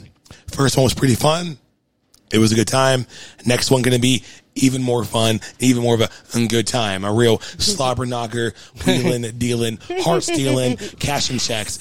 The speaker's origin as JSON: {"language": "English", "area": "Natrona Heights", "region": "Pennsylvania", "country": "United States", "tie": "born or raised there", "said": "right across from my hometown, Natty Heights."}